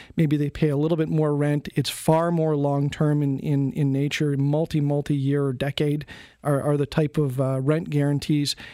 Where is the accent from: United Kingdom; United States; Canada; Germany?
Canada; as a Canadian, a, as a citizen